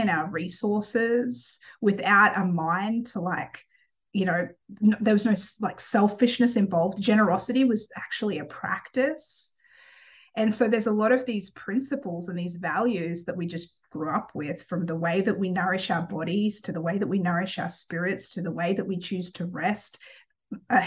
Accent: Cooran, Queensland, Australia; I grew up in Australia. I grew up in a little town called Corran, which had about 1,400 or so people in it when I was growing up. It was off the coast of the Sunshine Coast in Australia.

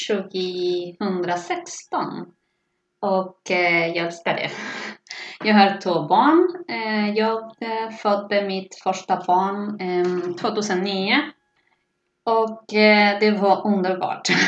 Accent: Argentina; Swedish is a second language; moved away as an adult; now in Stockholm, Sweden; Jag har bott i Stockholm sedan 2005. Jag kommer från Argentina så att jag kan dubbla på spanska, förutom svenska och engelska såklart.

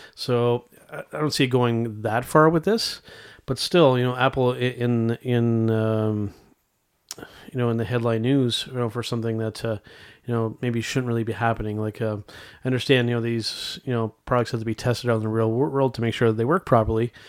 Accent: Canada; Our home country of Canada

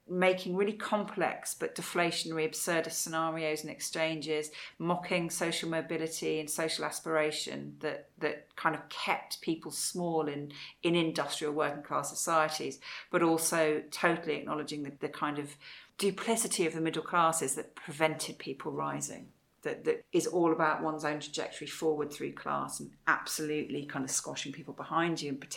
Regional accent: Wales, United Kingdom; also born or lived in England; I grew up partly in Wales, where it had

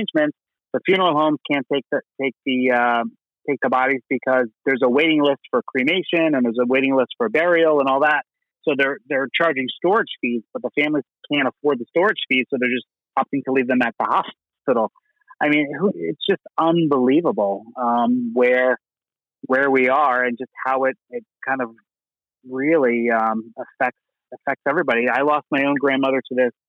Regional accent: New York, United States; Born and raised in New York

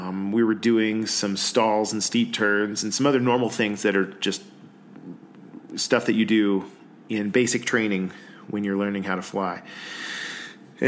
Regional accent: Georgia, United States; moved away as an adult; now in Colorado, United States; I'm originally from Georgia. I've been in Colorado for about 15 years now

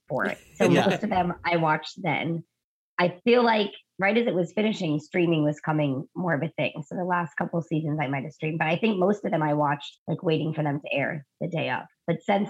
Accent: Orlando, Florida, United States; we grew up in the Orlando area in Florida. And now I still live there with my husband

